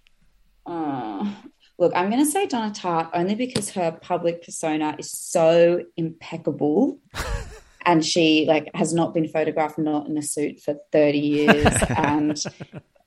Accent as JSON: {"language": "English", "country": "Australia", "also_born_or_lived": "Sydney", "said": "I'm obviously from Australia, and I'm in the UK at the moment on holiday"}